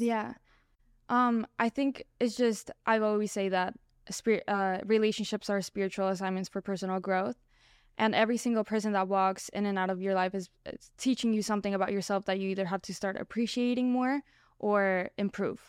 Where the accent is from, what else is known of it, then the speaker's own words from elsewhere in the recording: Colombia; moved away; I grew up in Colombia. My parents were all Mexican